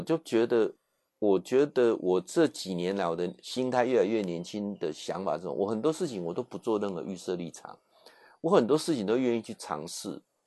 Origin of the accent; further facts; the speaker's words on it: Taiwan; 他才愣了一下说：“啊，你你你是我们台湾人哦？”